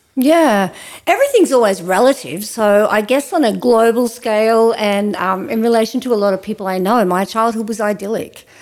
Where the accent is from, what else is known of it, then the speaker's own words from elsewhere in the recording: Ouyen, Victoria, Australia; when I was growing up in Oyen